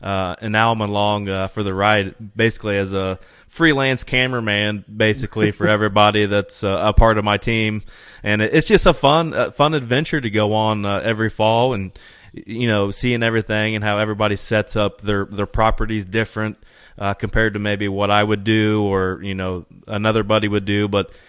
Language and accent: English; Indiana, United States; I'm from East Central Indiana.